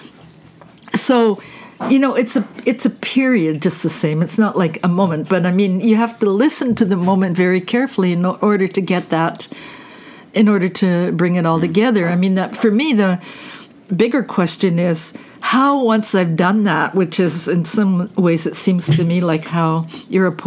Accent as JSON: {"language": "English", "country": "Canada", "also_born_or_lived": "New York", "moved": "as an adult", "said": "I'm a Canadian"}